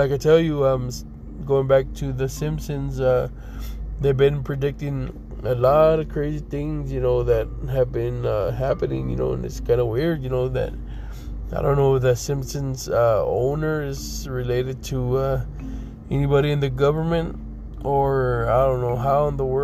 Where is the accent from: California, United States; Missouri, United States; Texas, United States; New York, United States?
Texas, United States; now in Colorado, United States; I'm from Texas, so I can tell you that the last time it snowed there was in 1985, which I was like maybe 4 or 5 years old at that time